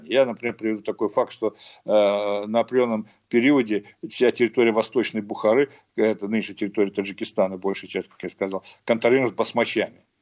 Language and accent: Russian; Fergana Valley, Uzbekistan; я вообще уроженец Ферганской долины, это одно из центров возникновения этого движения